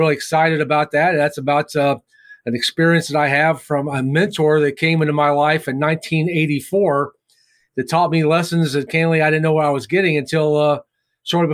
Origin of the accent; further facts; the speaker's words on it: Winchester, Virginia, United States; Winchester, Virginia, my hometown